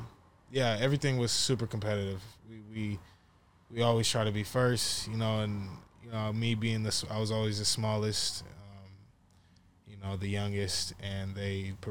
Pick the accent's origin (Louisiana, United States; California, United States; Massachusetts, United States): California, United States; Norco; I'm from the Inland Empire, Norco